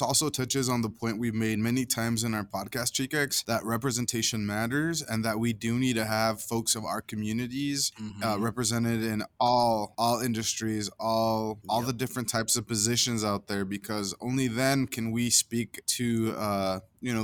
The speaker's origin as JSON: {"language": "English", "town": "Caldwell", "region": "Idaho", "country": "United States", "tie": "born or raised there", "said": "when I was growing up, I talked to you about living in the migrant camp in Caldwell."}